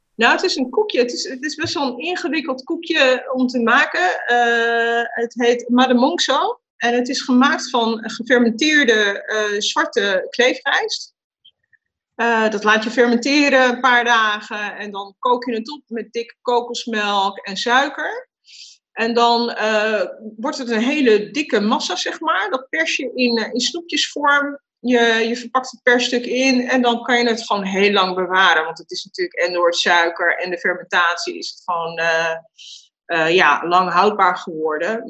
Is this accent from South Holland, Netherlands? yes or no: no; Amsterdam, North Holland, Netherlands; waar ik ben geboren is Amsterdam. Amsterdam-Nederland en uh, in Buitenveldert, Amsterdam-Zuid.